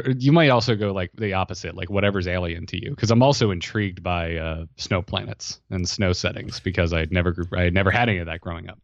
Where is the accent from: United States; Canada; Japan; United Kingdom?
United States; Florida; I grew up in Florida